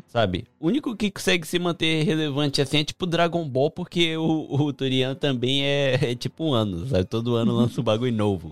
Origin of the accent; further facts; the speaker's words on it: Japan; eu cresci aqui no Japão